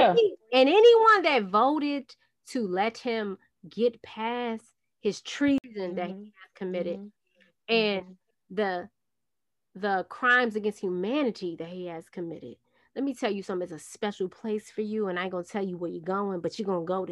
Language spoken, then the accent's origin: English; New York City, New York, United States; I am from Brooklyn, New York